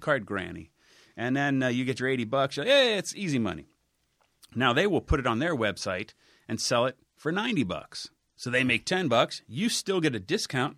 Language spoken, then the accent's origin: English; Cincinnati, Ohio, United States; moved away; I grew up on Salem